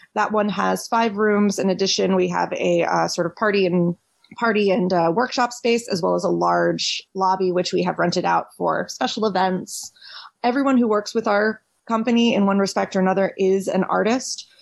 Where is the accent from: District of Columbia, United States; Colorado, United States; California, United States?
District of Columbia, United States; Washington; moved away as an adult; also born or lived in Philadelphia; I was born and raised in Washington D.C. proper.